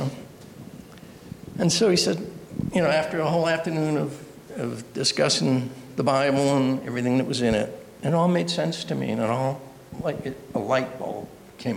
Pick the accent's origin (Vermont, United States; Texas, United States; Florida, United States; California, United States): Vermont, United States; Brattleboro; also born or lived in Massachusetts; now in Pennsylvania, United States; I'm originally from Brattleboro, Vermont. God moved me down here to Pennsylvania